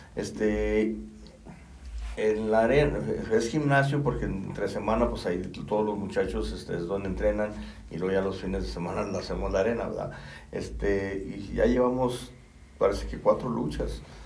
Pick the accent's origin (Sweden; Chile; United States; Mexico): Mexico; Río Grande, Zacatecas; soy originario de Río Grande